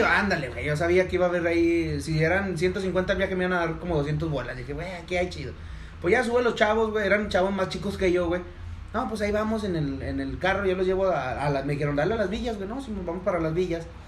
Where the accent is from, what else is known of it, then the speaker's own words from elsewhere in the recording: Durango, Mexico; somos de Durango